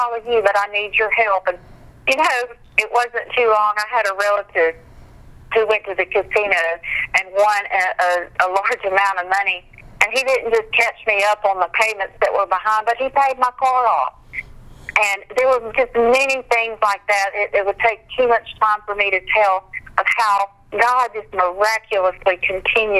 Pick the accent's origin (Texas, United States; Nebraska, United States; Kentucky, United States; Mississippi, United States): Mississippi, United States; Meridian; my hometown, Meridian, Mississippi